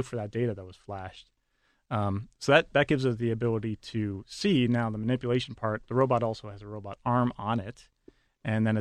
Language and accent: English; Buffalo, New York, United States; also born or lived in Florida; now in Pittsburgh, United States; I'm originally from Buffalo